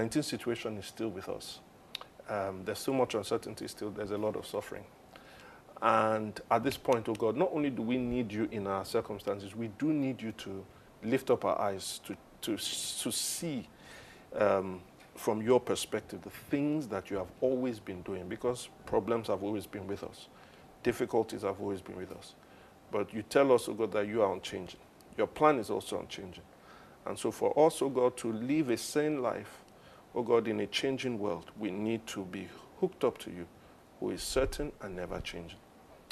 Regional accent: Nigeria; I am a Nigerian

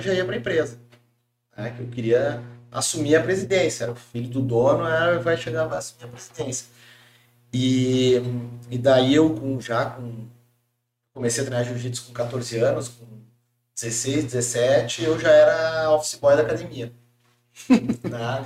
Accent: Porto Alegre, Rio Grande do Sul, Brazil; also born or lived in Germany; now in Florianópolis, Brazil; Eu, eu sou gaúcho, de Porto Alegre. Atualmente, já há alguns anos, moro em Floripa

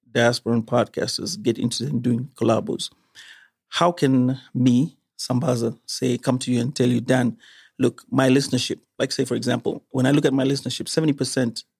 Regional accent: Kenya; Because I feel that I'm a Kenyan and whatever content I'm creating

